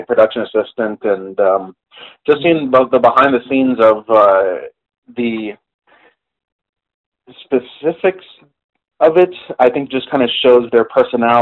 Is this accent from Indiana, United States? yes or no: no; Kansas City, Missouri, United States; I'm actually from Kansas City